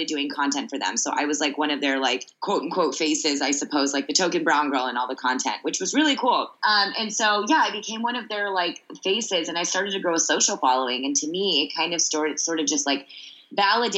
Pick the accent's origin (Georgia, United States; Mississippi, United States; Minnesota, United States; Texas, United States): Texas, United States; Sugar Land; moved away as an adult; also born or lived in Columbus, Ohio / New York City; I was a little Indian girl growing up in Sugar Land, Texas